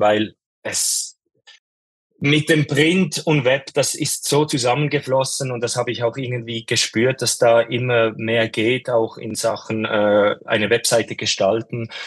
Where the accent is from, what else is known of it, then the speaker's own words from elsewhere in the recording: Switzerland; ich komme aus der Schweiz und ich ähm, lebe auch in der Schweiz, in den Bergen